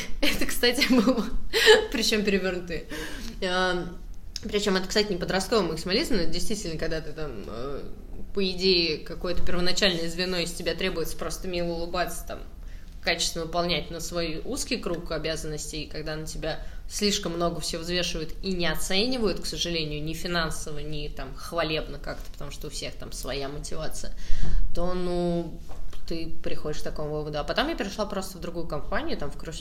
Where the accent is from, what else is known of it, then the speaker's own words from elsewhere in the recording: Saratov, Saratov Oblast, Russia; я просто из Саратова